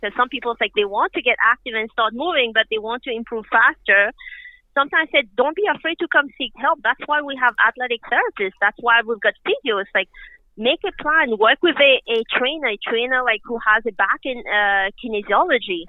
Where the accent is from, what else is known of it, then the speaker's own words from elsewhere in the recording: Mauritius; now in Canada; I grew up in Mauritius, which is an island off the east coast of Africa